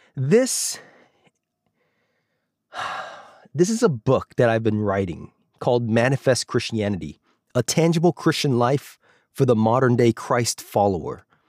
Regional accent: Alaska, United States; moved away; also born or lived in Los Angeles; when I was growing up in Alaska

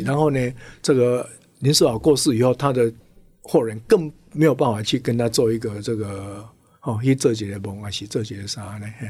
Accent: Tainan, Taiwan; 我故乡胡城嘛，哦，台南

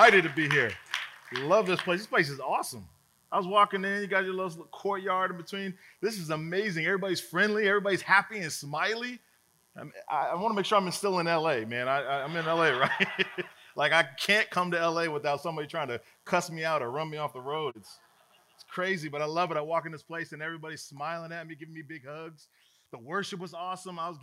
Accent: Chicago, Illinois, United States; I'm a brother from Chicago

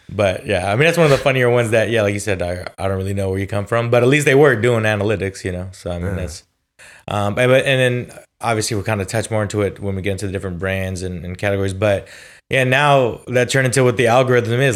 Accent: California, United States; I'm also from California

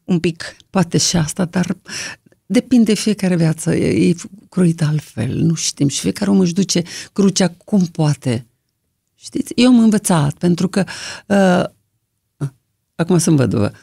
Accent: Toporivtsi, Chernivtsi Oblast, Ukraine; now in Romania; am văzut lumina zilei dincolo de Sărma Ghimpata. Topărăuț se numește localitatea, acum nu se mai numește așa, Topăruica

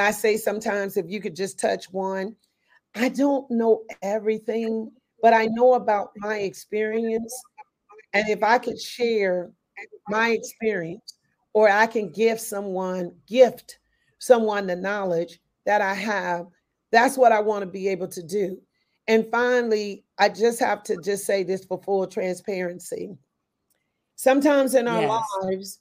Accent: Meridian, Mississippi, United States; now in Oakland, United States; I was born in Meridian, Mississippi

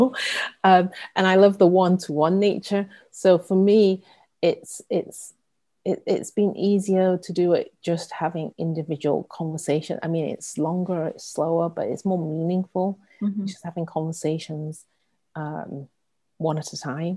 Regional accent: England, United Kingdom; moved away as an adult; also born or lived in Hong Kong; now in San Francisco, United States; I was born and raised in England, you know, the child of first generation immigrants, in a small, very white town, a blue collar town

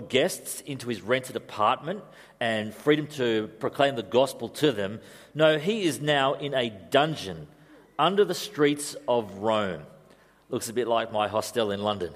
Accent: Australia; also born or lived in Europe; being Australian

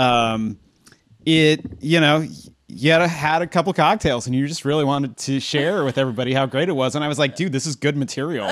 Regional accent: Southern California, United States; I'm from SoCal

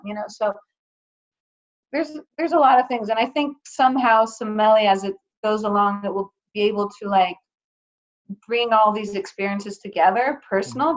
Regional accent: Athens, Attica, Greece; moved away as an adult; also born or lived in Atlanta, Georgia, United States; now in United States; I I was born in Atlanta in the U.S., but then when I was uh, nine years old, I moved to Athens, Greece, and I lived 13 years there for my formative years

